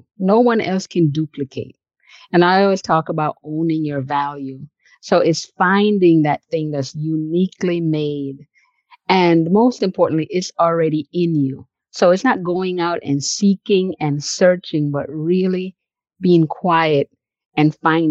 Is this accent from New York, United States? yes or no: yes; New York, United States; born or raised there